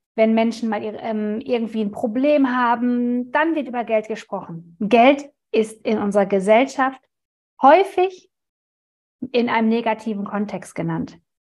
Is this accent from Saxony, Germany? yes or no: no; Ruhr area, North Rhine-Westphalia, Germany; kommen wir aus dem Ruhrgebiet